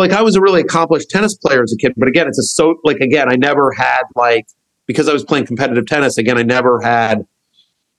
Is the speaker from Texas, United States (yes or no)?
yes; College Station, Texas, United States; So I grew up in a town called College Station, Texas